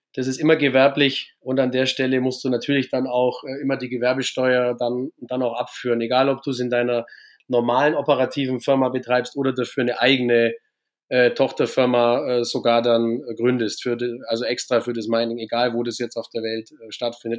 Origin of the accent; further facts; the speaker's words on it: Augsburg, Bavaria, Germany; Ich komme aus Bayern, aus Augsburg